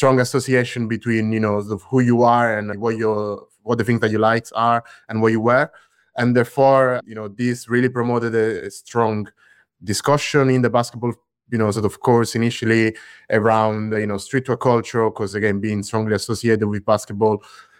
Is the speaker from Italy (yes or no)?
yes; Latina, Lazio, Italy; I grew up in Latina, which is a small city near Rome in central Italy.